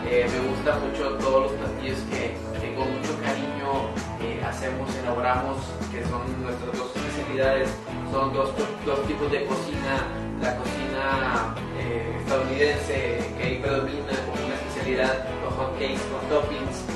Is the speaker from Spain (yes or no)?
no; Mexico; soy mexicano, 100%.